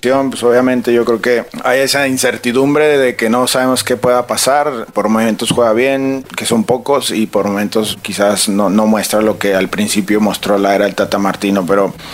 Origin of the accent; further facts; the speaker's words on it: Mexico; soy este mexicano